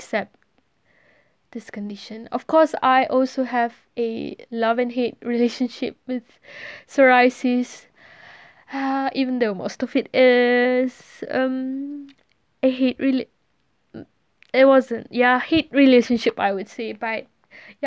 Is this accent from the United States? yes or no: no; Malaysia; English is a second language; moved away as an adult; I'm Malaysian. I'm born and bred there